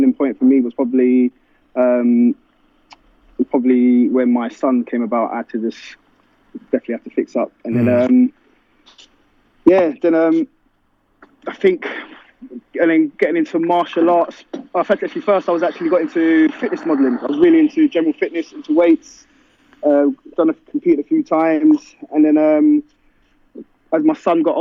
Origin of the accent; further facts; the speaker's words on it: London, United Kingdom; I grew up in Brixton all my life. Brixton Hill